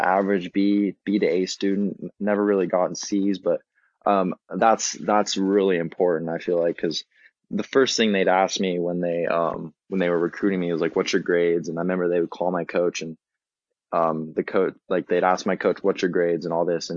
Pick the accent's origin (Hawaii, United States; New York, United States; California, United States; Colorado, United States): California, United States; San Diego; I'm from San Diego